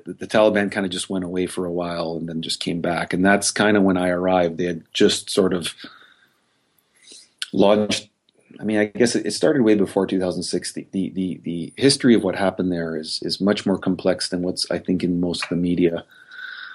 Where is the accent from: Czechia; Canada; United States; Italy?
Canada; as a Canadian